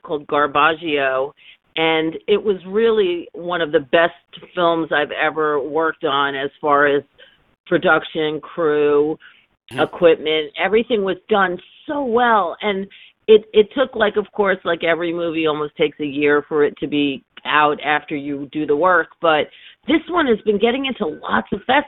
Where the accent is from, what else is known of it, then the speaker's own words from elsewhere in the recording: New York City, New York, United States; also born or lived in London / Philadelphia / Washington, D.C.; I was born in the Bronx, but I never really lived there, but I've been a New Yorker my entire life